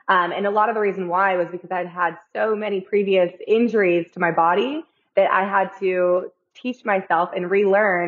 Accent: California, United States; moved away as an adult; I came from California originally.

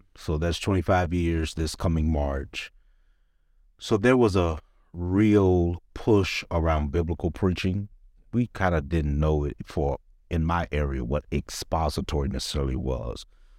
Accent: Cleveland Heights, Ohio, United States; Growing up in Cleveland Heights, just a church boy.

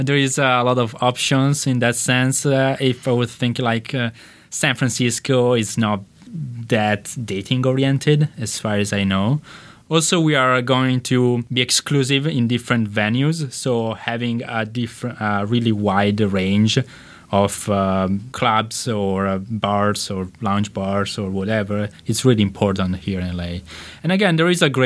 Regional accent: Italy; accent: Italian; English is a second language; now in Los Angeles, United States; from Italy, as you can tell from my accent

